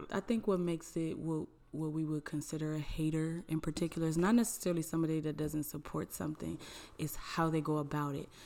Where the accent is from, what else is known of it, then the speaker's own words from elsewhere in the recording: Cleveland, Ohio, United States; I am from Cleveland